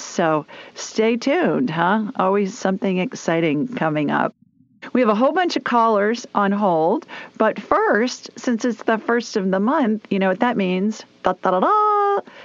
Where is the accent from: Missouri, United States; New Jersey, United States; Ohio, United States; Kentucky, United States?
Ohio, United States; Columbus; now in Birmingham, United States; I grew up in Columbus